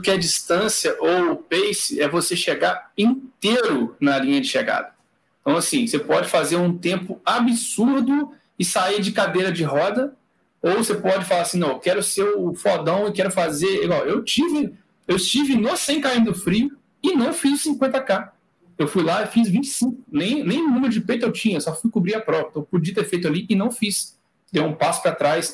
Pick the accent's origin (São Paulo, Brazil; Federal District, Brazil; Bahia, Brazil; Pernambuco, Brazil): Pernambuco, Brazil; Recife; eu sou de Recife já